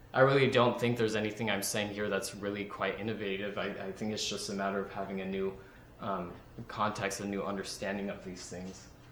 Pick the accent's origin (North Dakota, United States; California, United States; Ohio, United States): California, United States; Central Valley; moved away as an adult; now in San Luis Obispo, United States; I'm from the Central Valley